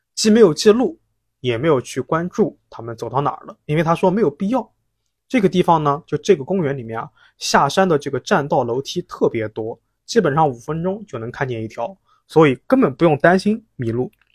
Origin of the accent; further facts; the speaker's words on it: Jiangsu, China; 特别像咱们江苏